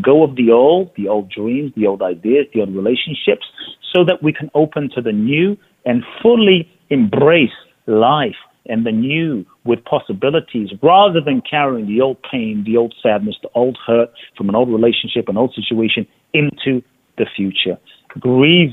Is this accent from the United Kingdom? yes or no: yes; London, United Kingdom; moved away as an adult; I grew up in London